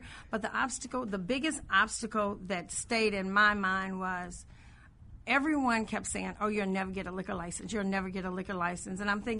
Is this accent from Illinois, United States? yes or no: yes; Illinois, United States; I grew up in Woodlawn.